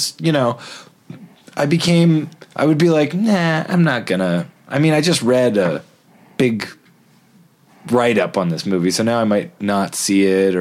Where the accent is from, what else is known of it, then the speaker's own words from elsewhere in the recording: Toronto, Ontario, Canada; I grew up in Toronto in a basement full of VHS movies